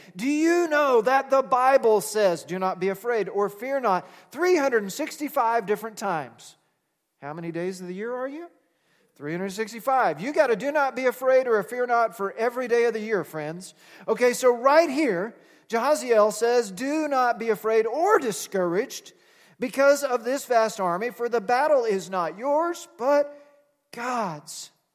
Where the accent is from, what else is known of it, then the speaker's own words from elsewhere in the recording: United States; we're American